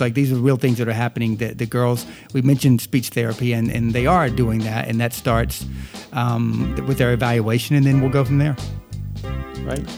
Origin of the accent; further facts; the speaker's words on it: the South, United States; accent: Southern; moved away; I am a Southerner and I tend to, uh, talk like a Southerner often